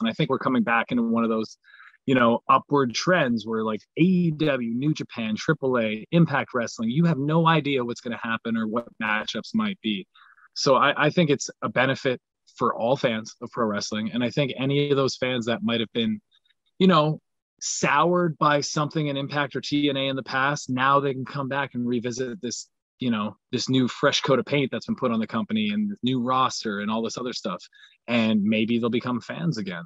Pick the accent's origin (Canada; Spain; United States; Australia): Canada; I have a lot of pride in being Canadian